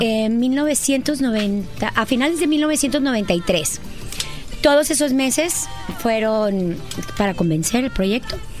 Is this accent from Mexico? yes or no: yes; northern Mexico, Mexico; soy de norteña